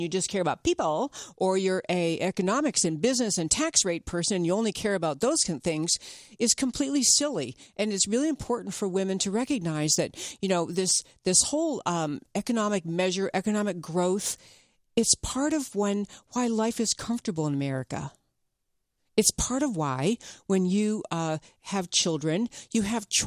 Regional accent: upstate New York, United States; I grew up in upstate New York

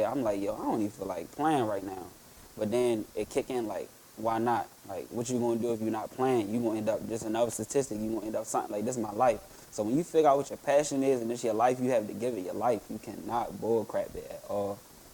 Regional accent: Baltimore, Maryland, United States; I'm from the hood. I'm from Park Heights.

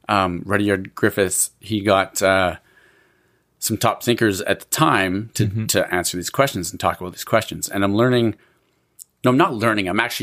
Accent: Canada; So, and I'm guessing that means because we're a British colony, quote unquote, before we were our own country, as you were saying earlier.

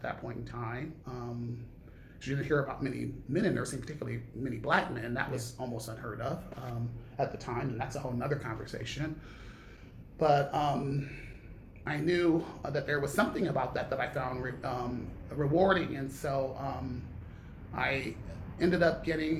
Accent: Long Beach, California, United States; also born or lived in Milwaukee, Wisconsin; I moved from Milwaukee to Long Beach when I was 10 years old.

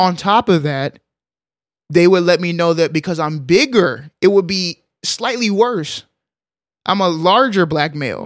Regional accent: Arlington, Texas, United States; I grew up in Arlington, uh, Texas, big city

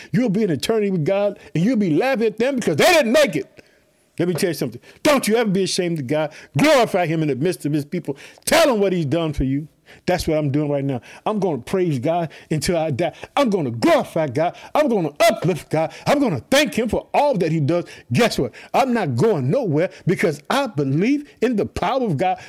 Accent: Illinois, United States; also born or lived in Chicago; the state of Illinois, which is my home state. I live in the city of Chicago

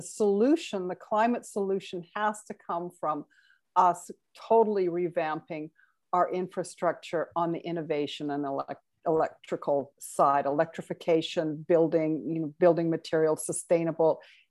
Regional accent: Alberta, Canada; it's funny because I grew up in Alberta and we called it the tar sands when I was growing up. It was the Athabasca tar sands.

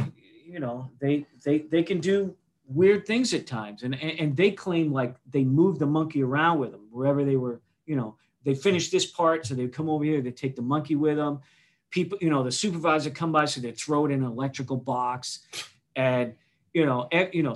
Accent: Weymouth, Massachusetts, United States; I was born in South Weymouth, down there by the Cape

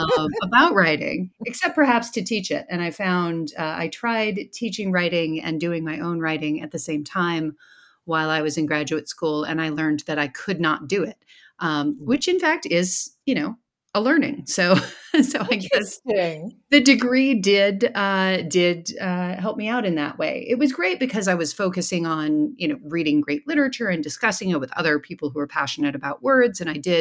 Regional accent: Michigan, United States; also born or lived in Iowa; Yes, I was raised in the Midwest in Michigan and then Iowa. I came to the East Coast for college and have been moving up and down the East Coast ever since.

